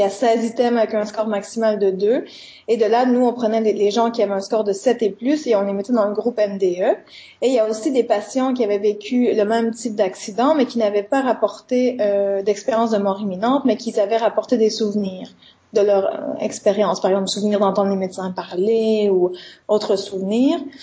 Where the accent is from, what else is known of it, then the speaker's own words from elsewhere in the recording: Quebec, Canada; moved away as an adult; now in Liège, Belgium; je suis canadienne, hein, donc je suis québécoise, et je suis venue à Liège il y a trois ans